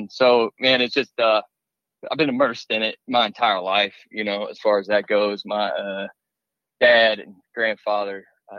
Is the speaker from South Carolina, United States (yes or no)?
no; Pine Bluff, Arkansas, United States; I'm originally from Pine Bluff, Arkansas